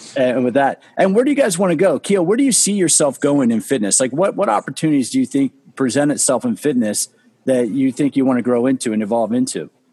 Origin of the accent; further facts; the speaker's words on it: Washington, District of Columbia, United States; I'm from the DC area